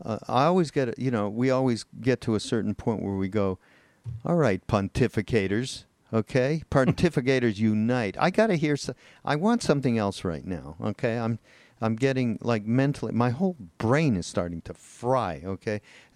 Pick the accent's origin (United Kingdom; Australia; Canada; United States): Canada; Montreal, Quebec; I'm from Montreal. You know that. And when I was a kid growing up and I was in high school